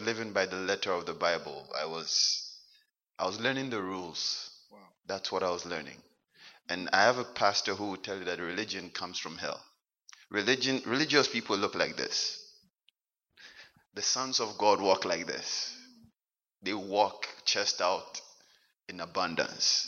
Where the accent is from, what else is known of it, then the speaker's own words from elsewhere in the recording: Ghana; moved away as an adult; now in Halifax, Canada; I was born and raised in Ghana.